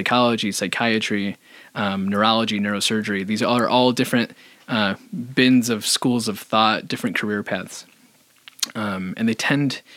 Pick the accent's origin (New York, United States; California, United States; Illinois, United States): Illinois, United States; Chicago; moved away as an adult; now in Minnesota, United States; Born and raised in Chicago, and I moved here almost 8 years ago